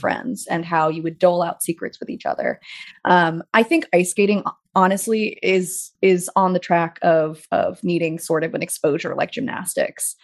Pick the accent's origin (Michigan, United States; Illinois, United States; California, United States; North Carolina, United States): California, United States; Pasadena; moved away as an adult; also born or lived in New York; being in Pasadena